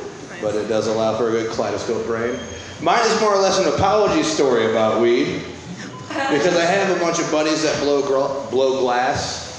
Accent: Midwest, United States; I'm from the Midwest

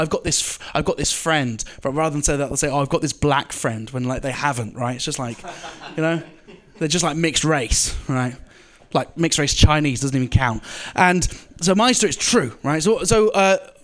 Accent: United Kingdom; I'm one of the good British guys

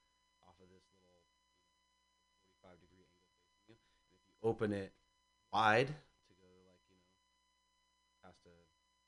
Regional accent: Mill Valley, California, United States; I'm from Mill Valley, born of Swedish parents who moved here in the 60s.

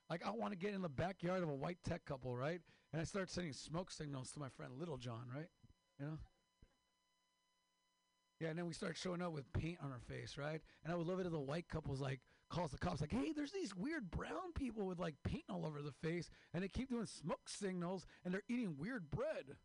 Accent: Mexicali, Baja California, Mexico; I'm from Mexico, Mexicali, the real California.

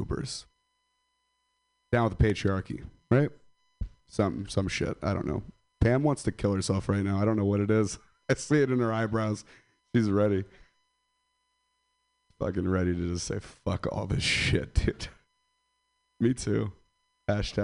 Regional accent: Stockton, California, United States; Stockton, California. I'm from Stockton

